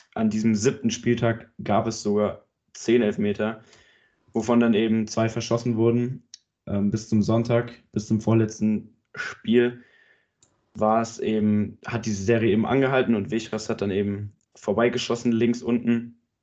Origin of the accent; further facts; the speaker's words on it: Germany; Ich bin Deutscher.